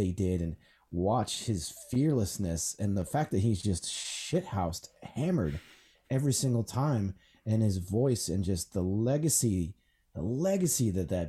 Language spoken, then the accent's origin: English; Rhode Island, United States; And where I grew up outside of Boston in Rhode Island, the Boston scene exploded with the …